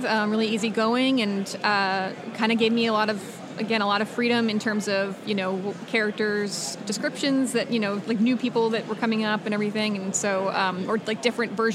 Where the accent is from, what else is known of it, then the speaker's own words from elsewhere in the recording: Long Island, New York, United States; also born or lived in Rochester, New York; now in Portland, Oregon, United States; I was born in New York, raised on Long Island for the most part, and then I was upstate. I was in Rochester for about 12 years